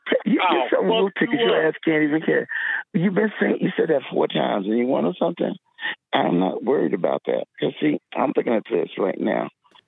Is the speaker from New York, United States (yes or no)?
yes; Brooklyn, New York, United States; I was raised in Brooklyn.